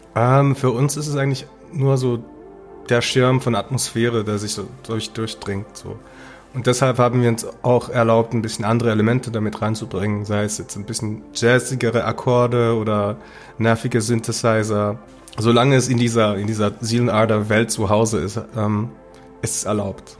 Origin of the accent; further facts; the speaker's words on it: Basel, Basel-Stadt, Switzerland; meiner Heimatstadt Basel